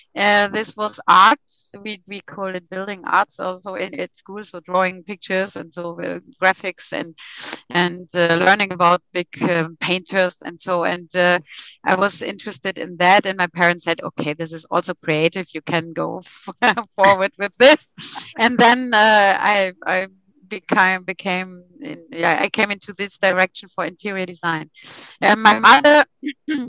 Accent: western part of Germany, western Germany, Germany; English is a second language; moved away as an adult; now in Hamburg, Germany; I was grown up in the middle somewhere, western part of Germany

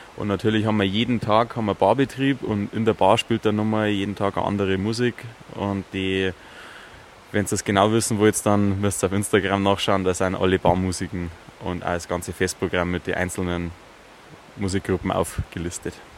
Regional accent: Chiemgau, Bavaria, Germany; bei uns im Chiemgau

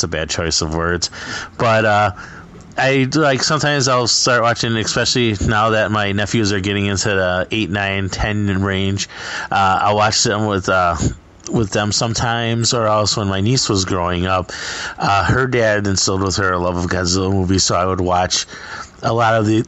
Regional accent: Midwest, United States; I'm from the Midwest

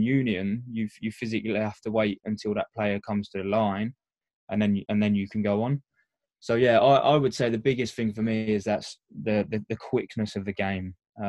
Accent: Essex, East of England, United Kingdom; moved away; I'm a union boy, being from Essex originally.

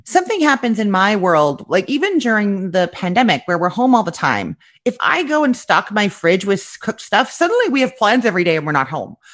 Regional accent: Canada; moved away as an adult; now in Florida, United States; I am originally from Canada, but like twelve years ago, my now ex-husband was offered an amazing job opportunity in Florida

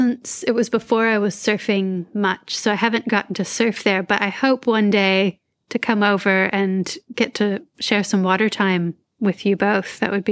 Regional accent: Florida, United States; now in Byron Bay, Australia; I grew up in Florida

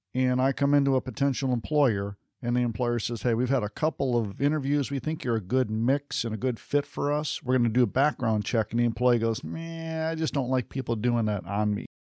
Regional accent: Detroit, Michigan, United States; I grew up just outside of Detroit

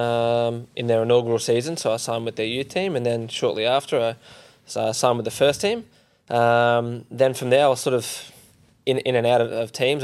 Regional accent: Perth, Western Australia, Australia; I grew up in Perth

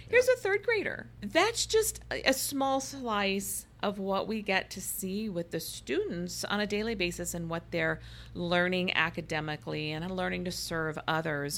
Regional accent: Iowa, United States; now in Phoenix, United States; I went to Catholic schools growing up in Iowa

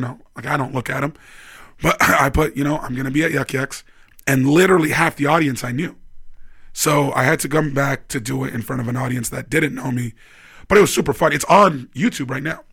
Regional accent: Vancouver, British Columbia, Canada; moved away as an adult; also born or lived in Toronto; now in Edmonton, Canada; I'm from Vancouver. I moved to Toronto

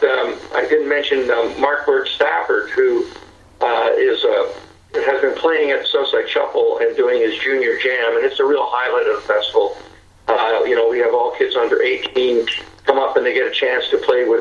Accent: Mississauga, Ontario, Canada; my hometown, Fort Credit

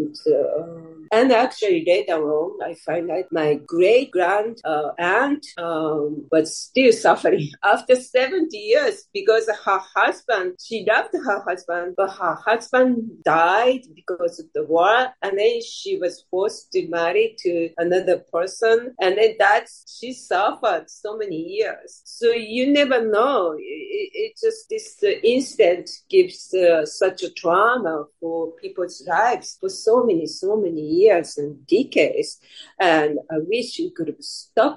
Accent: Hiroshima, Japan; now in United States; I was born in Hiroshima

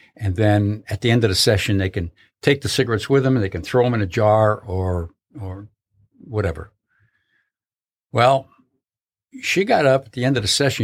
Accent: Connecticut, United States; moved away; I was born, born and raised in Connecticut.

